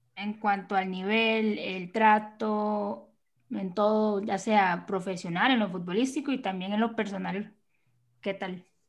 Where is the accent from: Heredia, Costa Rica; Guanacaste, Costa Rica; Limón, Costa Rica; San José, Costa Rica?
Limón, Costa Rica; Yo soy de Limón